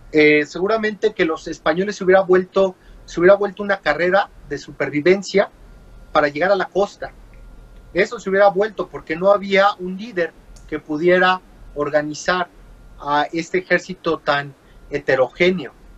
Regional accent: Mexico; yo soy mexicano y yo tengo dos raíces

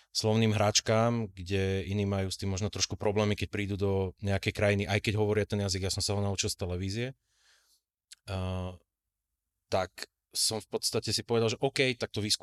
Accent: Slovakia; moved away as an adult; now in Germany; popravde ja ako Slovák

